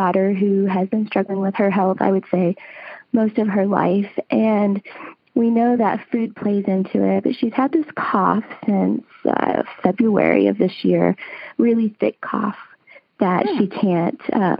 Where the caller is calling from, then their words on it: Salem, Oregon, United States; I'm calling from the Pacific Northwest of Salem, Oregon.